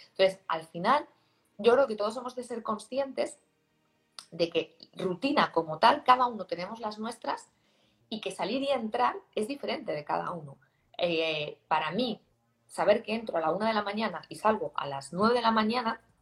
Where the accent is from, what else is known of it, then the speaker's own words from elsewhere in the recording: Barcelona, Catalonia, Spain; Yo vengo de Barcelona, ¿no?